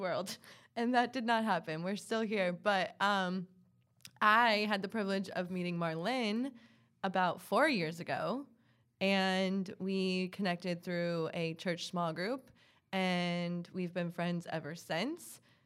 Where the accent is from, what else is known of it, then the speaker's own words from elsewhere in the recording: Hilton Head, South Carolina, United States; moved away as an adult; also born or lived in Columbia, South Carolina; now in Charlotte, United States; I'm originally from Hilton Head, South Carolina. So from the coast, beach girl, um, I was born and raised there.